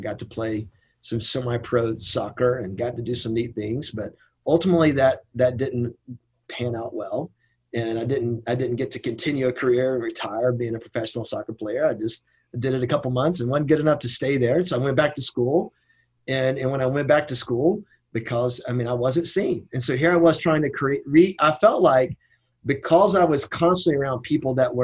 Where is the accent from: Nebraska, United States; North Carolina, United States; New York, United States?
North Carolina, United States; Shelby; moved away; I grew up in Shelby, North Carolina, Cleveland County, with my dad.